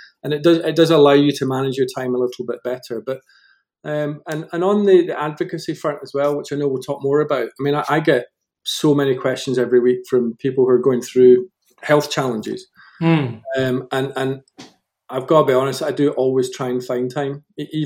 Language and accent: English; Scotland, United Kingdom; moved away as an adult; now in Colorado, United States; born and bred in Scotland. We moved to Colorado in 2015.